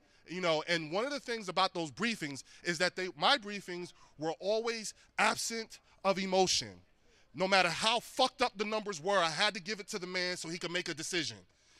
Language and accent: English; Trenton, New Jersey, United States; I was born and raised in Trenton, New Jersey. I graduated from Trenton High in 1994.